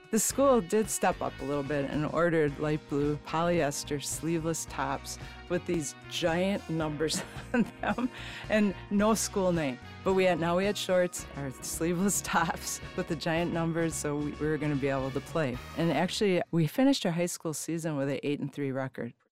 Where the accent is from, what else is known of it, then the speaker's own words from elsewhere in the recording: Manitowoc, Wisconsin, United States; we grew up in Manitowoc, Wisconsin